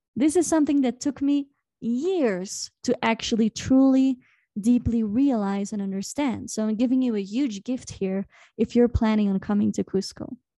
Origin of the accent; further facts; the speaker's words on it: Belgium; now in Peru; I'm from Belgium